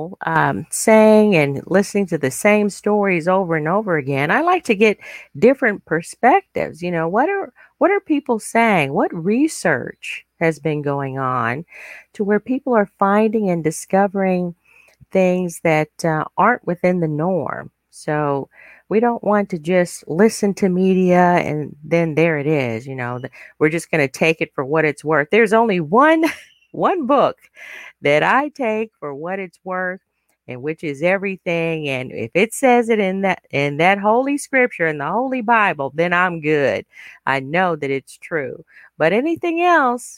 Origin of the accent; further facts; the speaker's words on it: United States; I am an American, but I'm also very proud of my African heritage